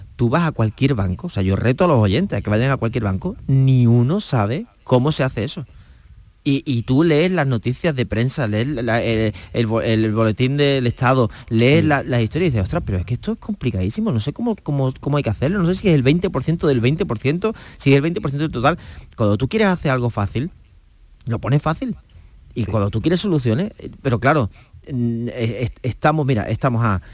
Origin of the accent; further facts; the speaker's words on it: Cádiz, Andalusia, Spain; yo soy de Cádiz